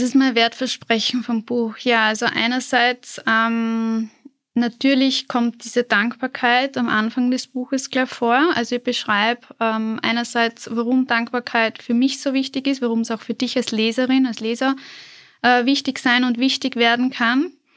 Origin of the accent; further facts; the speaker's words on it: southern Burgenland, Austria; moved away as an adult; now in Vienna, Austria; ich komme ursprünglich aus dem Südburgenland